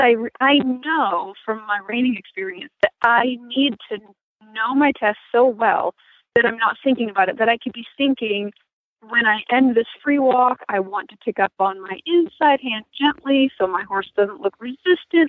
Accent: Maine, United States; moved away; I grew up in Maine.

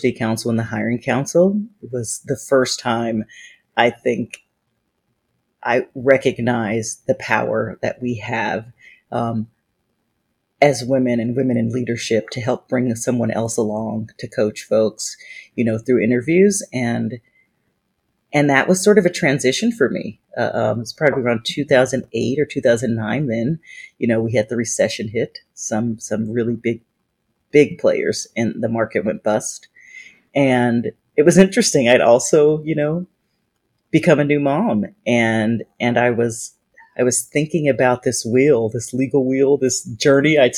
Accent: California, United States; moved away as an adult; also born or lived in Washington, D.C.; I had been born and raised in California

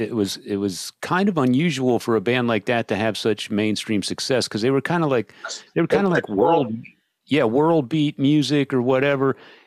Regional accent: Austin, Texas, United States; we're from Austin

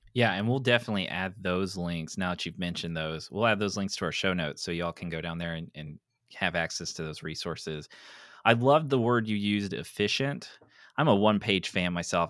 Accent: East Tennessee, United States; I'm from East Tennessee

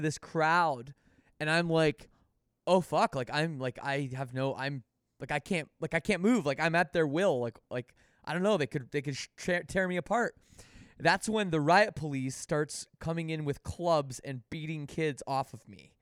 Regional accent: Canada; being from Canada

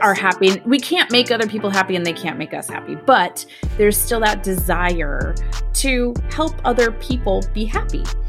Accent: Southern California, United States; I grew up in Southern California, raised in a middle class family

